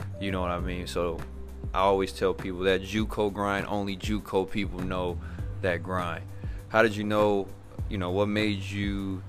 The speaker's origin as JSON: {"language": "English", "town": "Gary", "region": "Indiana", "country": "United States", "said": "I'm from Gary, Indiana, and Chicago is right there. I'm on the borderline. I'm up north. I'm like 30 minutes from Chicago."}